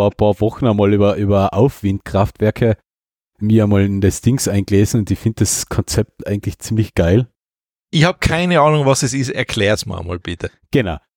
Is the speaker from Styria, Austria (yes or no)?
no; Carinthia, Austria; Da will ich nicht einmal als Kärntner wirklich hin.